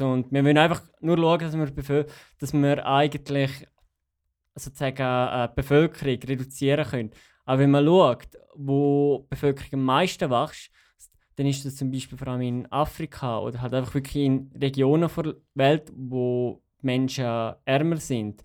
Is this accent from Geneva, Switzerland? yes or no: no; Graubünden, Switzerland; now in Zürich, Switzerland; ich bin aufgewachsen in Graubünden und da ist halt Italienisch Zweitsprache